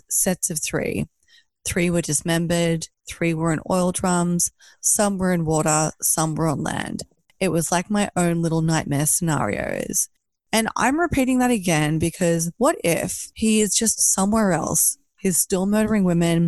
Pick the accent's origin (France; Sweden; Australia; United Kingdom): Australia; I'm Australian